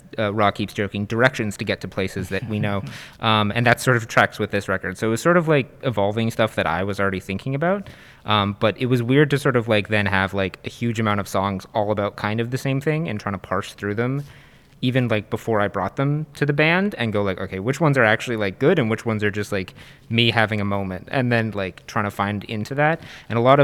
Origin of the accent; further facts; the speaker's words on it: Kitchener, Ontario, Canada; growing up in Kitchener specifically and like KW generally